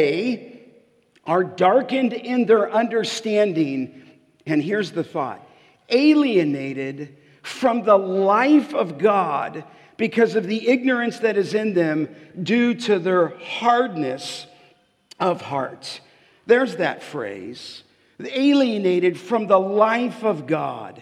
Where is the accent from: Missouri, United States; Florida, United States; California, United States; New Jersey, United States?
California, United States; Los Angeles; I grew up in Canoga Park and just grew up in a little street called Remy. And that's where I grew up, on the west end of the San Fernando Valley